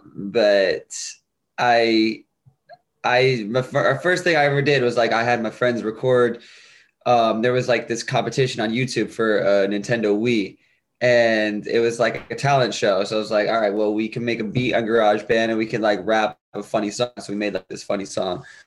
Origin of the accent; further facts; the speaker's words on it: Bridgeport, Connecticut, United States; I was born in Connecticut, um, Bridgeport, Connecticut, and I was raised there as well